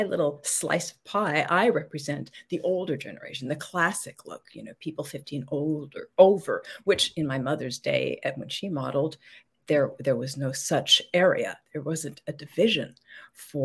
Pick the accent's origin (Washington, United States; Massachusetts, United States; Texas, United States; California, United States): California, United States; Los Angeles; I was born in Hollywood, California